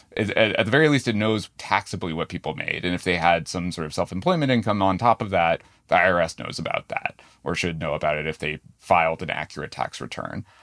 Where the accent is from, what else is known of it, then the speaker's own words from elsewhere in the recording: New Hampshire, United States; moved away; I grew up in New Hampshire.